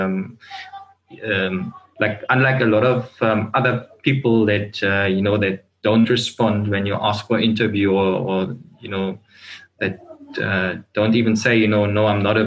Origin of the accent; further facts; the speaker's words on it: Germany; now in South Africa; I'm from Germany